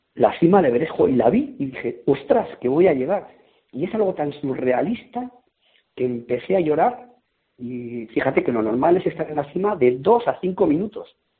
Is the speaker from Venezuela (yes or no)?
no; Basque Country, Spain; en el País Vasco la montaña es una religión. Y a mis padres pues les gustaba la montaña me llevaron al Gorbea